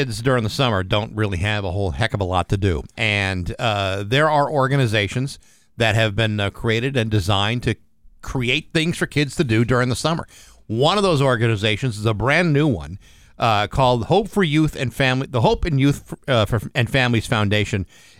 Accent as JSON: {"language": "English", "town": "Rehoboth", "region": "Massachusetts", "country": "United States", "tie": "born or raised there", "said": "when I was a kid, you know, in my hometown of Rehoboth, Mass"}